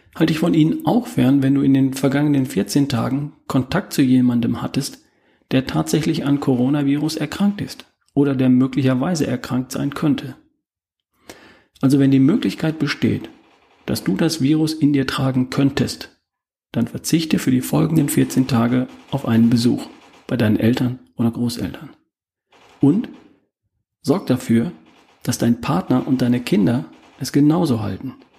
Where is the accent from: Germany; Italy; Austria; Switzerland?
Germany; Bei uns in Deutschland